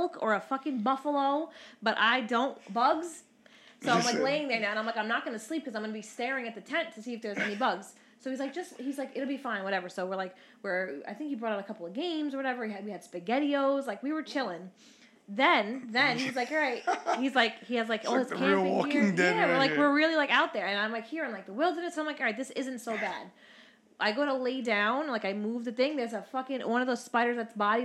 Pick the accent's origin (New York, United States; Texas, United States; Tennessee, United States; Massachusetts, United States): New York, United States; New York City; I grew up in Brooklyn.